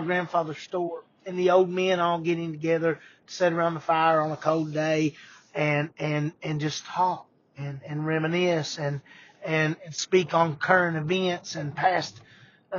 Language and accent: English; Eastern Kentucky, United States; I'm from Eastern Kentucky.